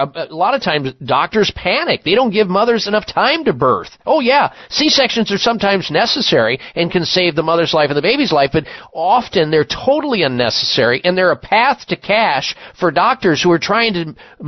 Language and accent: English; Midwest, United States; moved away as an adult; growing up in the Midwest, I was weaned on meat 3 times a day